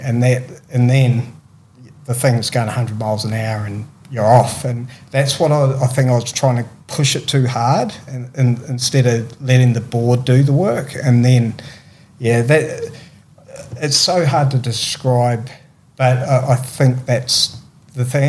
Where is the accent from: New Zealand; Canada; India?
New Zealand; Christchurch, Canterbury; moved away; also born or lived in Tweed Heads, Australia; growing up in New Zealand